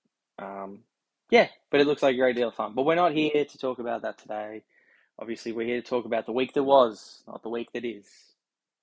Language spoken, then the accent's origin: English; Australia; the Aussie Red Bar, the Thunder from Down Under